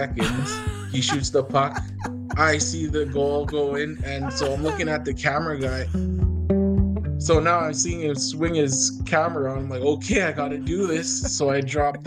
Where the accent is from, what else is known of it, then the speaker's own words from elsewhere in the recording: Kikino, Alberta, Canada; also born or lived in Lac La Biche; I'm from Kikino. It's a Métis settlement. I've been living here all my life